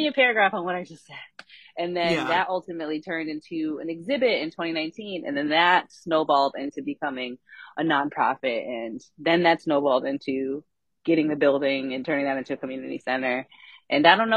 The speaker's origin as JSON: {"language": "English", "town": "Scranton", "region": "Pennsylvania", "country": "United States", "tie": "born or raised there", "said": "I was born and raised here in the city of Scranton"}